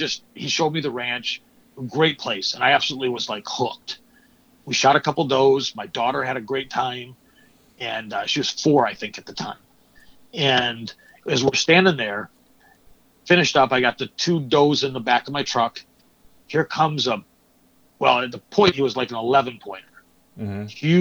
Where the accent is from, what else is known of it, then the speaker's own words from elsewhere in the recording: Lake Huron, Michigan, United States; now in Texas, United States; I grew up on Lake Huron, near Lake Huron.